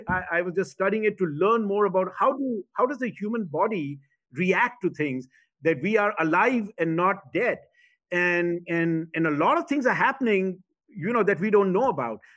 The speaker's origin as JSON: {"language": "English", "country": "India", "tie": "born or raised there", "also_born_or_lived": "Dubai, United Arab Emirates / South Carolina, United States", "moved": "yes", "lives_now": "United States", "said": "I was born in India and, uh, did my high school in the Middle East, in Dubai, United Arab Emirates"}